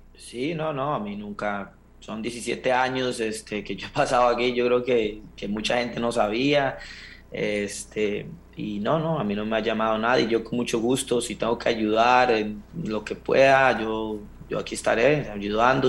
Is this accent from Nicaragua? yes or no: no; Costa Rica; moved away as an adult; now in New Zealand; soy un fiebre de la CL y, del país de uno.